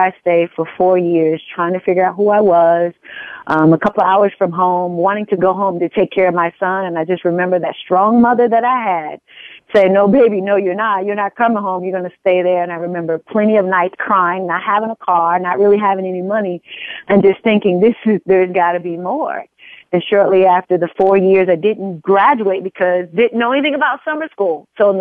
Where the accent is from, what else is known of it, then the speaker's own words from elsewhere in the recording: Wilson, Arkansas, United States; moved away as an adult; I'm originally from a little small town called Wilson, Arkansas, population of about 1,000